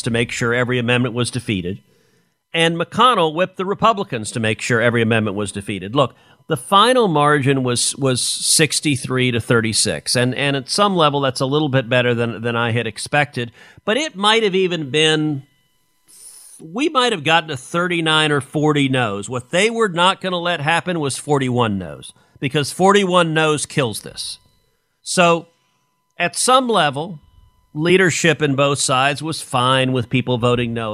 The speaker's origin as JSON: {"language": "English", "region": "Texas", "country": "United States", "said": "I'm from Texas"}